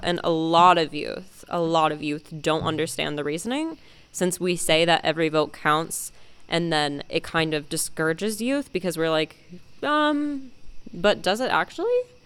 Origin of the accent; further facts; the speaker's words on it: Dayton, Ohio, United States; I am also 17 years old and I am from Dayton, Ohio.